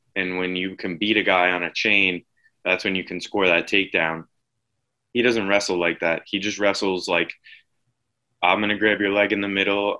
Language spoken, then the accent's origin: English; Suffolk County, Long Island, New York, United States; growing up in Suffolk County